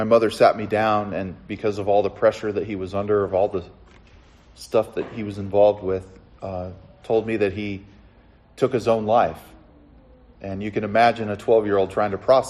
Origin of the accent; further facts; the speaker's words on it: Southern California, United States; I grew up in Southern California